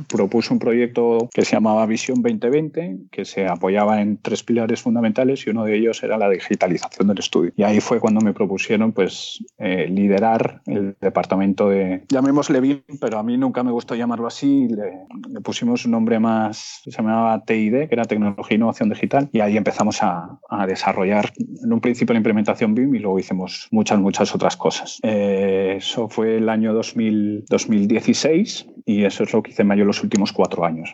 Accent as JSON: {"language": "Spanish", "town": "Madrid", "region": "Community of Madrid", "country": "Spain", "tie": "born or raised there", "also_born_or_lived": "Seville / Peru / Panama", "moved": "as an adult", "said": "nací en Madrid en, 1983"}